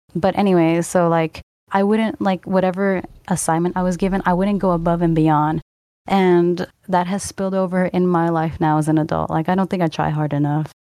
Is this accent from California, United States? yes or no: yes; Northern California, United States; I was born in Southern California, but at a young age, I moved to Northern California